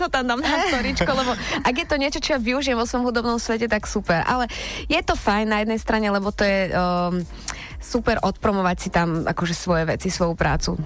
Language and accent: Slovak; Trnava, Trnava Region, Slovakia; u nás v Trnave